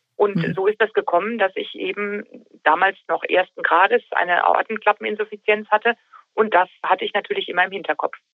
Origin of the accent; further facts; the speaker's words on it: Taunus, Hesse, Germany; Richtig, das ist meine Heimat. Hier lebe ich seit über 40 Jahren.